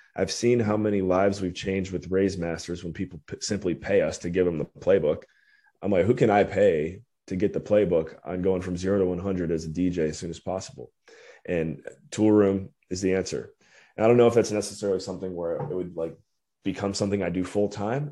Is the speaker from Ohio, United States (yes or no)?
yes; Cleveland, Ohio, United States; moved away as an adult; also born or lived in Western Pennsylvania / Belize / Washington, D.C.; born and raised in Cleveland, Ohio, or Northeast Ohio area